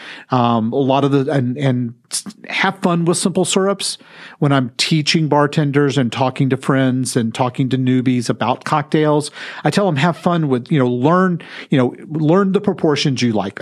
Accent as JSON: {"language": "English", "region": "Texas", "country": "United States", "said": "I'm from Texas"}